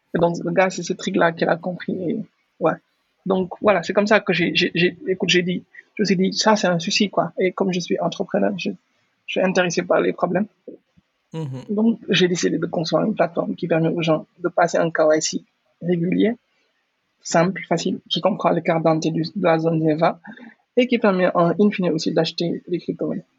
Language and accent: French; Senegal; Je suis entrepreneur sénégalais, je vis au Sénégal, j'ai grandi au Sénégal